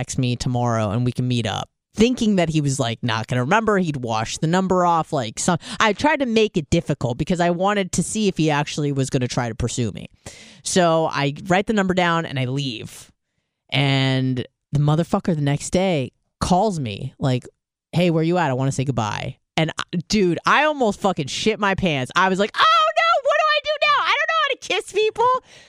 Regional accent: San Diego, California, United States; I'm from San Diego.

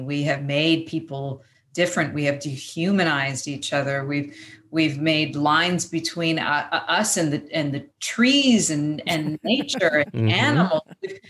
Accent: Vancouver, British Columbia, Canada; moved away as an adult; now in Los Angeles, United States; I was born in Vancouver.

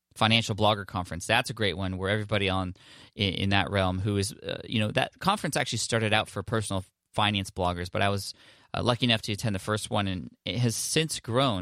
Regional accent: San Diego, California, United States; San Diego, California, which I'm stoked about, uh, there in my hometown

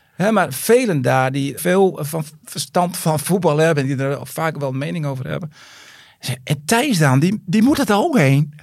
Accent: Tjuchem, Groningen, Netherlands; also born or lived in Siddeburen; ik voetbalde altijd vroeger op ons sportveldje in, in Tjuchem dan, waar ik vandaan kwam met mijn, ja, met, met mijn dorpsgenootjes en vriendjes

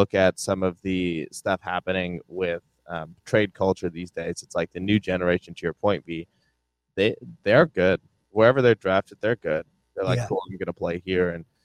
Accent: Ohio, United States; we grew up in Ohio

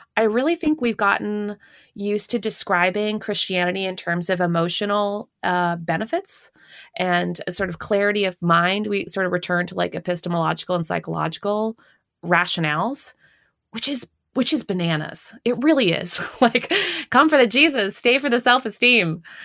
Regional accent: Canada; now in United States; I'm not even American. I'm Canadian

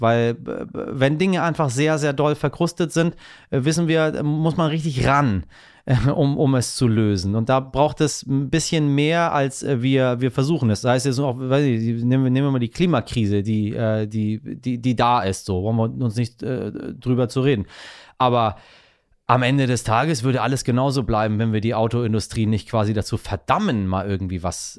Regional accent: Iran; als Iraner

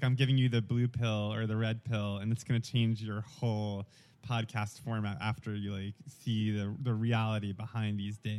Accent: New York, United States; accent: thick New York; moved away as an adult; also born or lived in Atlanta; I grew up in New York, and I had, growing up, a very thick New York accent.

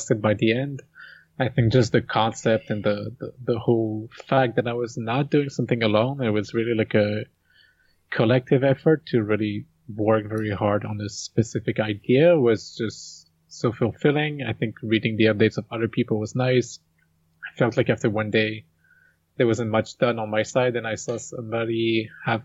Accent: Montreal, Quebec, Canada; Quebec, but more specifically, I'm from Montreal

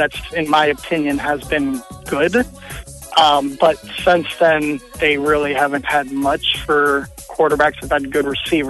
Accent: Virginia, United States; also born or lived in Lincoln, Nebraska; now in Omaha, United States; I was born and raised in Virginia. And when I moved to Nebraska

